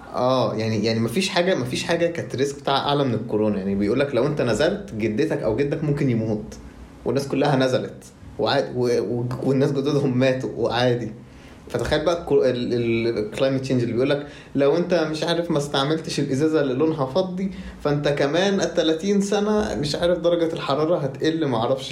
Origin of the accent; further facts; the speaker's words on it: Egypt; إحنا كلنا كمصريين